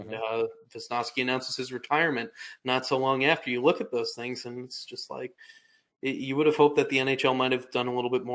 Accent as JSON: {"language": "English", "town": "Massapequa", "region": "New York", "country": "United States", "tie": "born or raised there", "said": "I'm from Long Island, Massapequa, born and raised"}